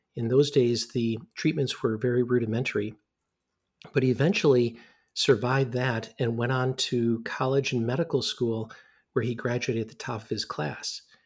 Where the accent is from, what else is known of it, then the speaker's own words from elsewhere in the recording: Ann Arbor, Michigan, United States; moved away as an adult; also born or lived in Rochester, New York; now in Madison, United States; I grew up in Ann Arbor, Michigan, which is not that far from here